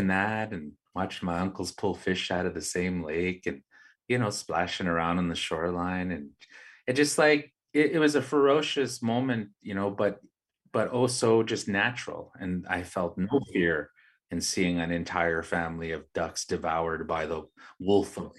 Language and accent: English; Winnipeg, Manitoba, Canada; also born or lived in Pukatawagan; I grew up here in the West End in Winnipeg and in the North End